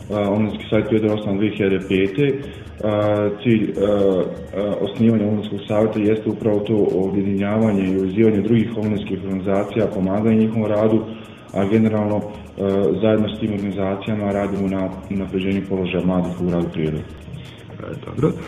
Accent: Prijedor, Republika Srpska, Bosnia & Herzegovina; kod nas u Prijedoru ili Bosni i Hercegovini

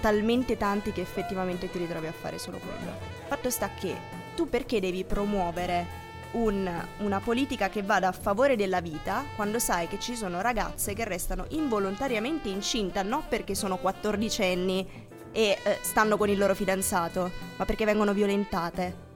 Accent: Molise, Italy; sono molisana

